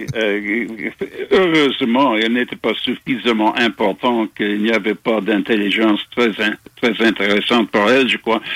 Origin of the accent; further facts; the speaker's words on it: Montreal, Quebec, Canada; also born or lived in England; now in Toronto, Canada; né à Montréal. Je suis dans mon cœur, je suis toujours québécois.